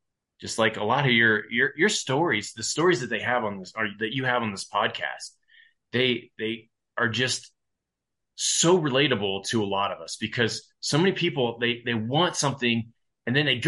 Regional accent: Ohio, United States; So Ohio, I grew up a lot in Ohio. I've been pretty much a bolt-on to families around the 5-year point of my life. I got adopted and I got my last name. And we moved to Ohio

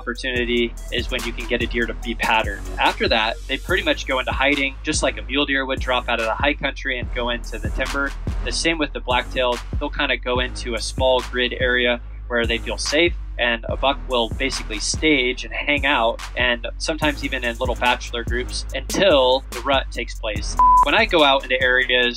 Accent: Oregon, United States; I'm from Oregon, Pacific Northwest

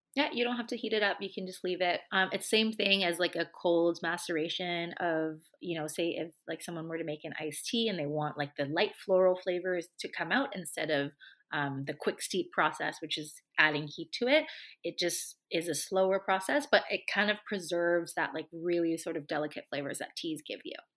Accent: Hong Kong; moved away; I grew up in Asia, so I grew up in Hong Kong

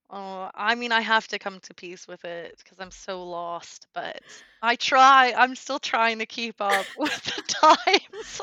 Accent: United States; first language English; moved away as an adult; now in Germany; I'm from the U S

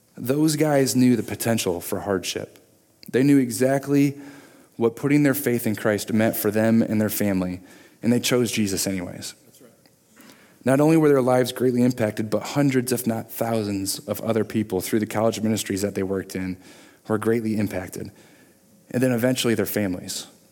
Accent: Michigan, United States; moved away as an adult; also born or lived in Virginia; growing up in Michigan

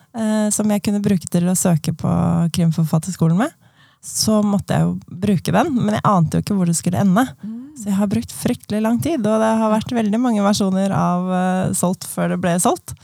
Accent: Asker, Akershus, Norway; Jeg er en tobarnsmor fra Asker

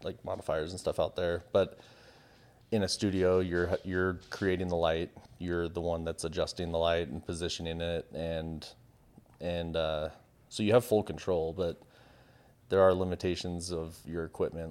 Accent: San Diego, California, United States; I grew up in San Diego. by the beach

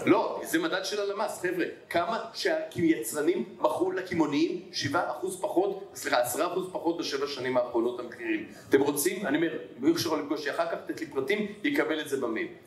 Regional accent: Tel Aviv, Tel Aviv District, Israel; also born or lived in Jerusalem; אני תל אביבי

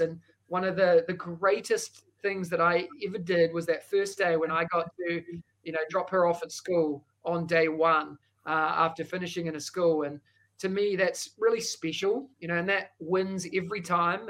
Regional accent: New Zealand; accent: Kiwi; moved away as an adult; now in Singapore; that thick accent is a Kiwi accent. Uh, I hail from New Zealand

